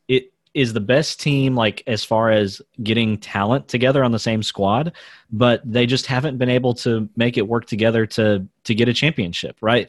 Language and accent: English; United States; I'm a white guy in America